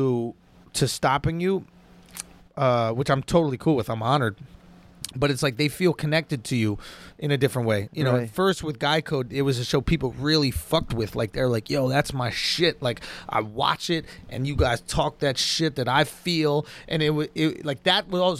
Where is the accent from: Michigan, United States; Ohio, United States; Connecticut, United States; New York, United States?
New York, United States; New York City; I grew up in New York City